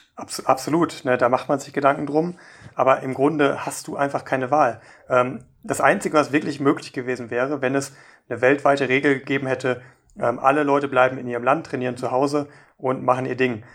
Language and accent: German; Germany; bei uns in Deutschland